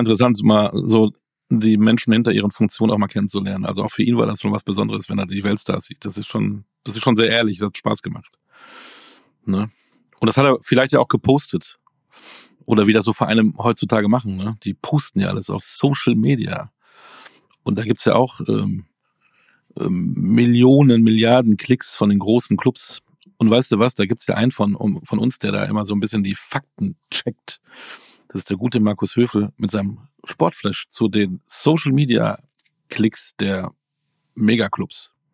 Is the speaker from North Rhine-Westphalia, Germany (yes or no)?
yes; Münster, North Rhine-Westphalia, Germany; ich bin ja Münsteraner